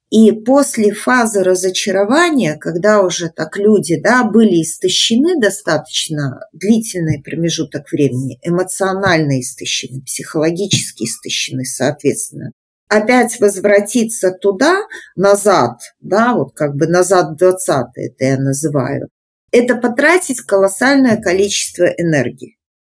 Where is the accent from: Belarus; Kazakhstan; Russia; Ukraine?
Belarus; мы белорусы, мы собрались в сообщество